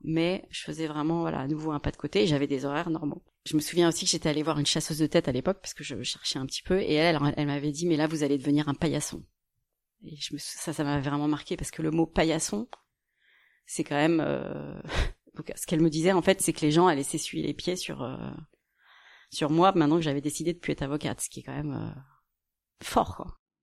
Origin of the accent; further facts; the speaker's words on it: Cergy-Pontoise, Île-de-France, France; also born or lived in Chicago, United States / Washington, United States / New York, United States; une formation à côté de chez moi, à Cergy Pontoise